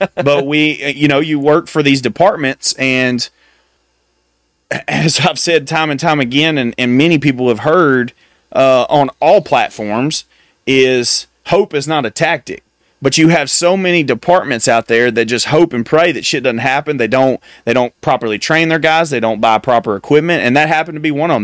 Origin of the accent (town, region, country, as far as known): United States